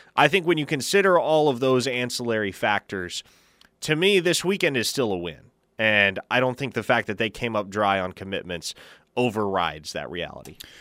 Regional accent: Omaha, Nebraska, United States; I grew up in Omaha, so the men's College World Series was quite literally in my backyard.

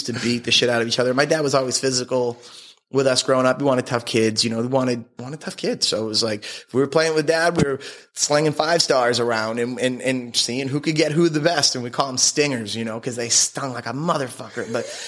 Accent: Abington, Massachusetts, United States; moved away as an adult; also born or lived in Denver, Colorado; I grew up in Abington, South Shore of Boston.

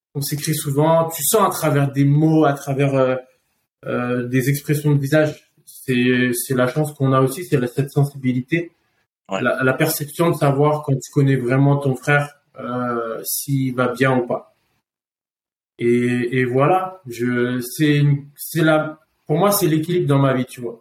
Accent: Paris, Île-de-France, France; je suis parisien de base. Euh, j'ai fait mes conneries à Paris, j'ai fini en prison à mes 15 ans

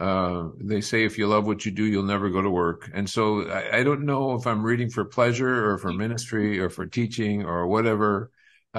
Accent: St. Paul, Minnesota, United States; moved away as an adult; also born or lived in Wisconsin; I was born and raised in St. Paul, Minnesota

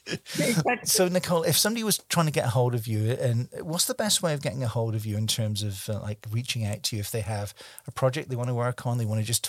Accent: Scotland, United Kingdom; also born or lived in Germany; he's a fellow Scotsman. I was born in Scotland

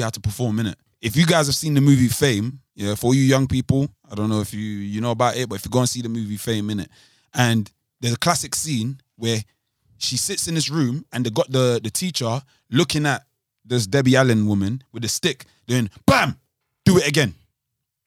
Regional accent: London, United Kingdom; I'm from Southwark

